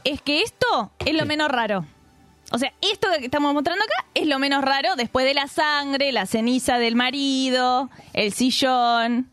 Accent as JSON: {"language": "Spanish", "country": "Argentina", "said": "Somos de Argentina"}